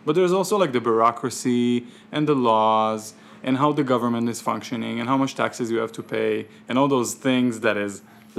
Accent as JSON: {"language": "English", "country": "Israel", "tie": "born or raised there", "also_born_or_lived": "Ukraine / New York", "second_language": "English", "moved": "yes", "lives_now": "Tucson, United States", "said": "I'm Ukrainian, but I grew up on Israeli Sephardic street food."}